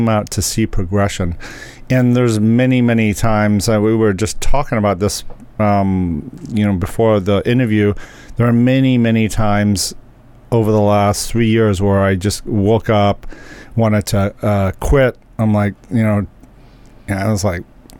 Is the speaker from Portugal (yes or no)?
no; England, United Kingdom; I'm from England